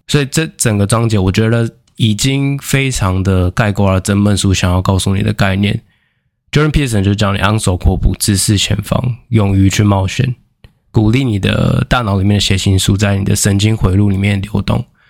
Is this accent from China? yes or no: no; Taiwan; 我们台湾人